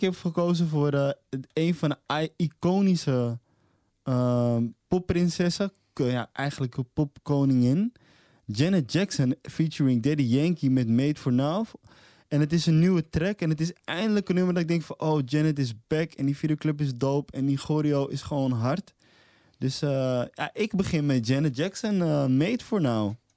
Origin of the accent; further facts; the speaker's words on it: Amsterdam, North Holland, Netherlands; moved away as an adult; now in Almere, Netherlands; En ik ben een Amsterdammer die verplaatst is naar Almere. Maar ik ben in, in hart en nieren ben ik nog steeds Amsterdammer